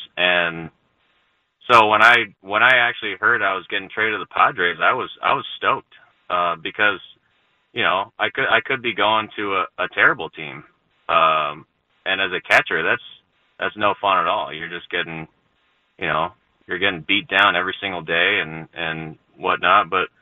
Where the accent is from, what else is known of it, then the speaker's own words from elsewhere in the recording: California, United States; moved away as an adult; I grew up in California, so I actually didn't start surfing until I was in pro ball